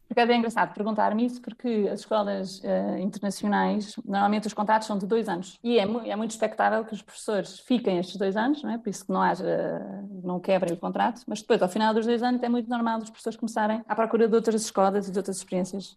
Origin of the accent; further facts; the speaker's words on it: Portugal; moved away as an adult; also born or lived in London / United States / Lisbon; só quando saí de Portugal